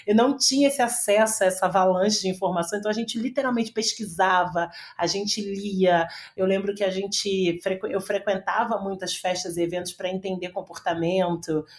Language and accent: Portuguese; Rio de Janeiro, Brazil; eu sou uma, é, uma menina do Rio, sou carioca, e estudei durante muito tempo no Rio